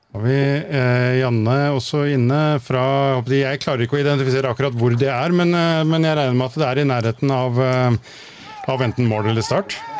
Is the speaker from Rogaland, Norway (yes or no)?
no; Oslo, Norway; moved away; Jeg har vokst opp på et sted som heter Høybråten i Oslo